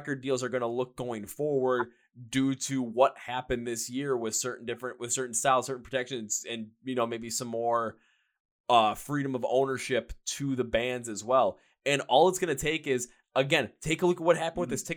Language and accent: English; Midwest, United States; I'm from the Midwest as well